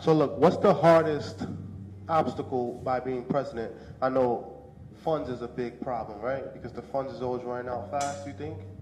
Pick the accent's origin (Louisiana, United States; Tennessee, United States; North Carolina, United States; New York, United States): New York, United States; New York City; also born or lived in Canarsie, Brooklyn / Fort Greene, Brooklyn; I came to America at the age of two. I grew up in Bushwick, and I lived in Bushwick from two to the age of 10